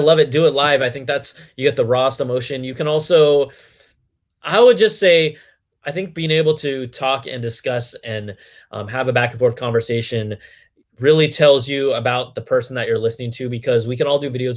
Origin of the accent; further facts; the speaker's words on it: Cupertino, California, United States; I was born and raised in the Bay Area, Cupertino, the home of Apple computers, was literally my backyard